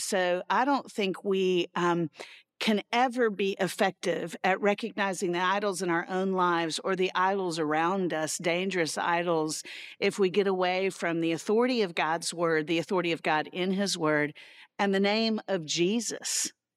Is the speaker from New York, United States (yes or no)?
no; Central Florida, United States; I grew up in Central Florida, um, and so where I grew up, everybody had a pool